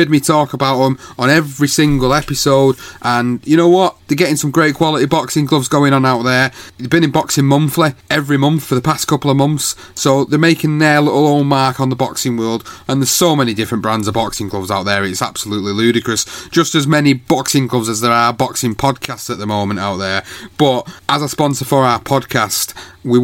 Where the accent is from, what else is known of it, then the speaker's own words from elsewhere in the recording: United Kingdom; as a British fight fan